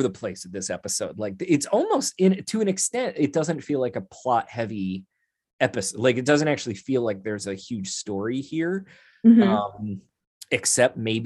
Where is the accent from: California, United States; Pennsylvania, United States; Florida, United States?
Pennsylvania, United States; Philadelphia; I'm from the East Coast.